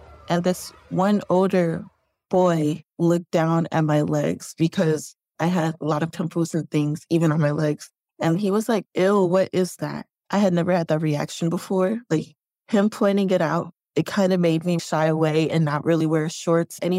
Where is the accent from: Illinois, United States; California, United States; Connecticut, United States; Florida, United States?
Illinois, United States; Chicago; growing up in Chicago on the South Side.